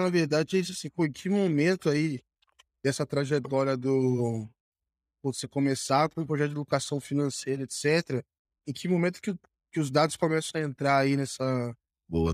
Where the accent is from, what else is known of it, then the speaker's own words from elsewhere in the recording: Volta Redonda, Rio de Janeiro, Brazil; lá em Volta Redonda, minha cidade natal